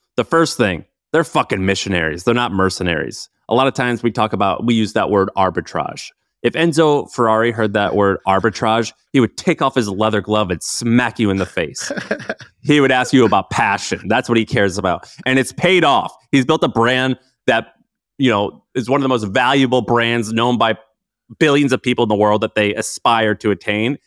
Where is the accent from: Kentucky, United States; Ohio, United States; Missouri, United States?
Missouri, United States; St. Louis; I grew up in Saint Louis.